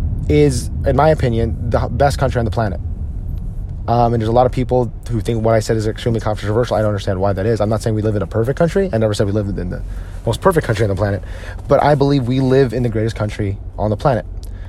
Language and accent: English; United States; if you are a Filipino American like myself, odds are your parents were born and raised in the Philippines and they moved here to the United States in search of a better life.